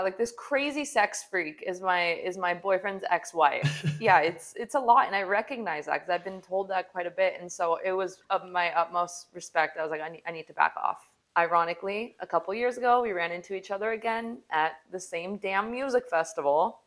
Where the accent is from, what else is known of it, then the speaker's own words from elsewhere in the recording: Salt Lake City, Utah, United States; moved away; I come from Salt Lake City, Utah, where the standard is to get married young. I mean, we used to have magazines in high school